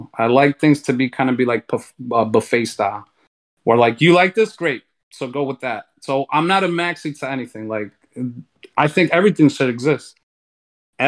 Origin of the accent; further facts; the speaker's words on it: New York City, New York, United States; I'm from New York City, right? Born and raised